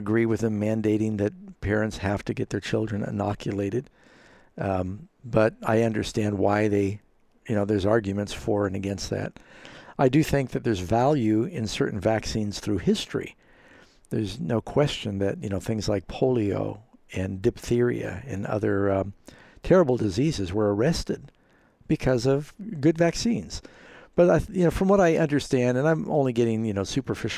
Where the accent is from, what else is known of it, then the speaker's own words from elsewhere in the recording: United States; Being an American